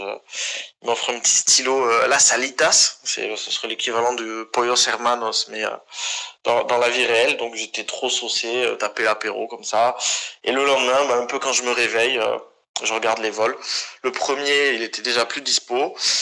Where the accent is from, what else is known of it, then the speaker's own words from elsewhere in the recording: France; accent: French; moved away; also born or lived in Barcelona, Spain; je suis de Barcelone. Bah, j'y vivais, tu vois, mais avec un air bien français